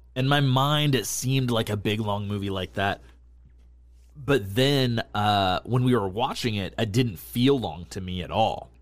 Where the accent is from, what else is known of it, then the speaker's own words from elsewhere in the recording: New England, United States; I grew up in New England